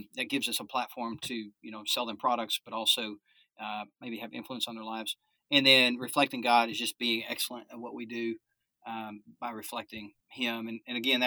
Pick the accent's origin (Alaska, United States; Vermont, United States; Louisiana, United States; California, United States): Alaska, United States; So I was born in Alaska